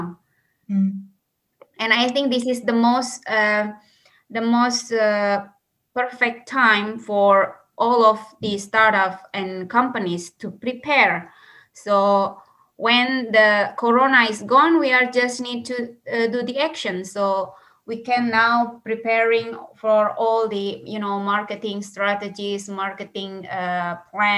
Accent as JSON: {"language": "English", "country": "Indonesia", "moved": "as an adult", "lives_now": "Finland", "said": "I'm originally from Indonesia. I have been living here in Finland for like almost 7 years"}